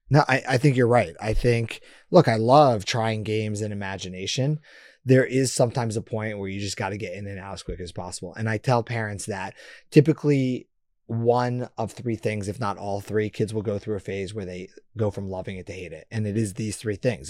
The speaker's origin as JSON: {"language": "English", "town": "Boston", "region": "Massachusetts", "country": "United States", "tie": "born or raised there", "said": "I was born in Boston"}